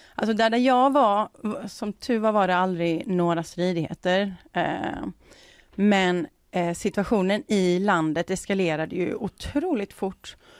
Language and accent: Swedish; Sweden; som, som svensk